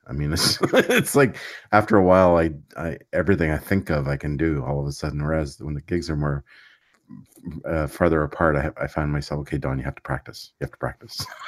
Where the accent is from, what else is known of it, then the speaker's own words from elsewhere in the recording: Quebec, Canada; I grew up in Quebec, so I speak French